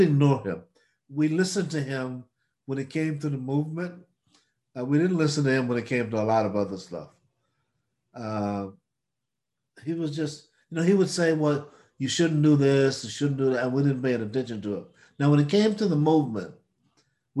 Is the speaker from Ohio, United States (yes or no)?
no; Mississippi, United States; I'm from Mississippi.